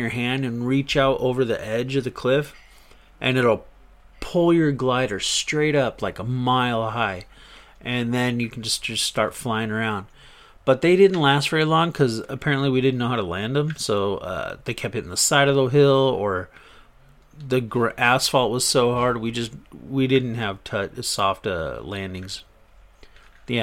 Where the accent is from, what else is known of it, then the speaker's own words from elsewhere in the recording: Riverside, California, United States; also born or lived in Orange County, California; I'm originally from Orange County, California. I moved to Riverside, IE. So I've been here ever since. All my life, basically.